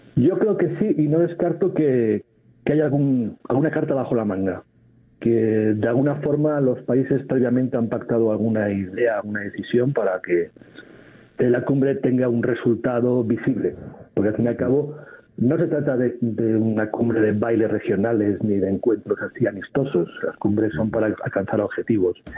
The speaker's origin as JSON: {"language": "Spanish", "country": "Spain", "said": "A lo mejor es una percepción que tengo como español"}